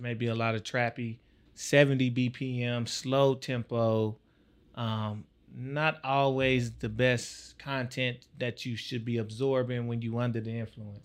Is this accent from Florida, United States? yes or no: no; Tyler, Texas, United States; moved away; also born or lived in Savannah, Georgia; I'm from Tyler, Texas.